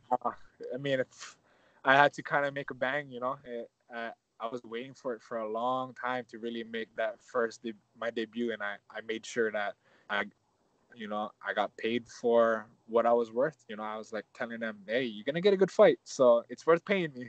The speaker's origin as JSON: {"language": "English", "region": "Hawaii", "country": "United States"}